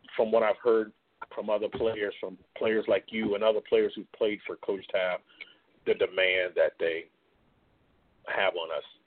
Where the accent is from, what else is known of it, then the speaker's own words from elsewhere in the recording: Stratford, South Carolina, United States; I was from Stratford.